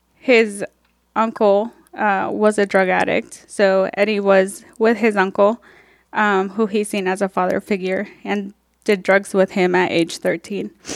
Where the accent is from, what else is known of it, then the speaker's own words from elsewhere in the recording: Mexico; now in Topeka, United States; I was born in Mexico, um, where I was raised by my two siblings